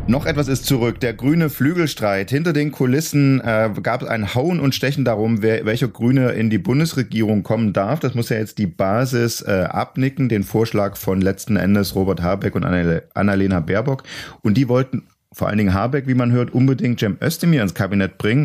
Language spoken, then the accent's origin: German; East Germany, Germany; als Ossi